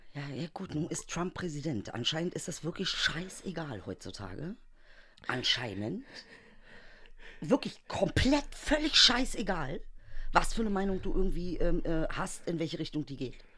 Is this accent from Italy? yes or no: no; Germany; ich bin Deutsche